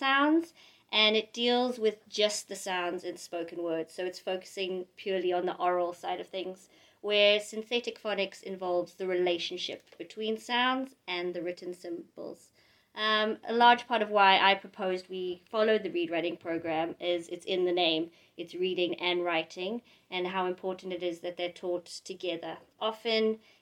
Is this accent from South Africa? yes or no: yes; South Africa; moved away as an adult; also born or lived in London, United Kingdom; now in Asker, Norway; I'm originally from South Africa, and I moved to England when I was 18